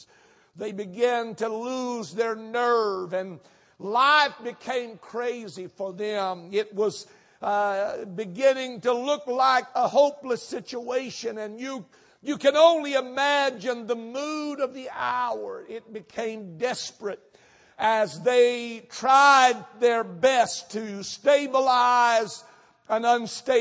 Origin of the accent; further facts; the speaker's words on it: North Texas, United States; now in Houston, United States; I was raised in North Texas